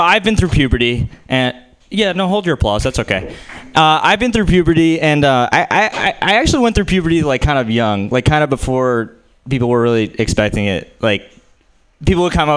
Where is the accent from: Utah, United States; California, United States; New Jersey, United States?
New Jersey, United States; I'm Jewish and I'm from New Jersey